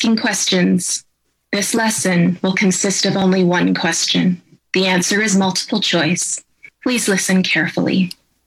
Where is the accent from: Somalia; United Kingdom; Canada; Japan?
Canada; I'm a professor of ethics and I'm a Canadian